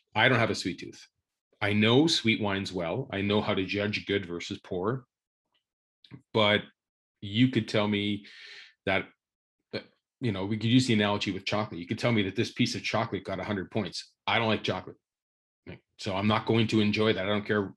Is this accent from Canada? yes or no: yes; Thunder Bay, Ontario, Canada; I was born in Ontario, northwestern Ontario, a great little town called Thunder Bay